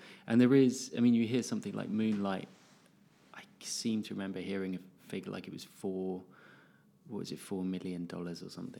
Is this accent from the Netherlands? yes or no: yes; Netherlands; Growing up in Holland, because I grew up in Holland as well